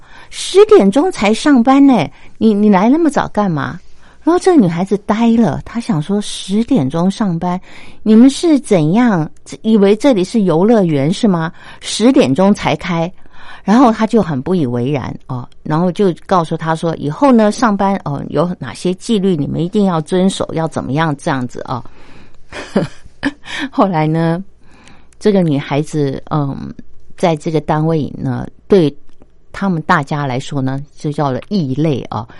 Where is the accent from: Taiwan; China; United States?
China; 如果是我以我中国人的这个观点来看，我就会觉得说：天哪，这是不是有点太过火啦？